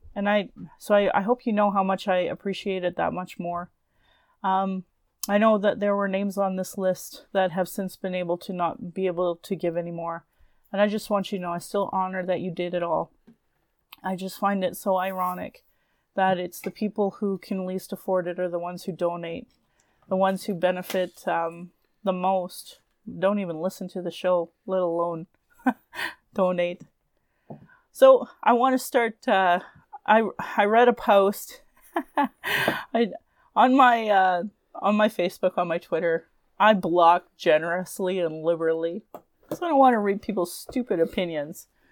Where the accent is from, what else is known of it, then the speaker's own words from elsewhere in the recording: Calgary, Alberta, Canada; I was born in Calgary